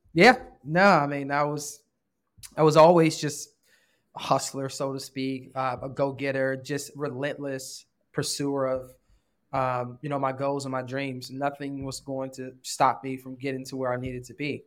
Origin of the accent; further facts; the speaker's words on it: Chicago, Illinois, United States; I grew up in Rose, the Roseland um, neighborhoods in the, what's called the hundreds